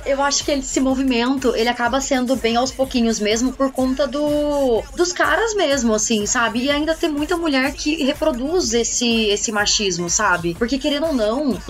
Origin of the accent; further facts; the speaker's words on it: Pindamonhangaba, São Paulo, Brazil; moved away; quando eu morava lá em Pinda, né, que eu sou de Pindamonhangaba, né, interior de São Paulo